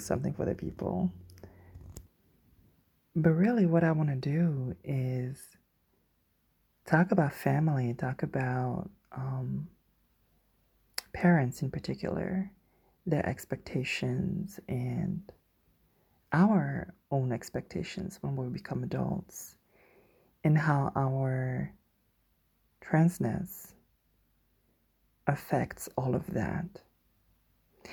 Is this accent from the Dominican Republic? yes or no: no; Guadeloupe; moved away; I grew up in the Caribbean on a small island, which is called Guadeloupe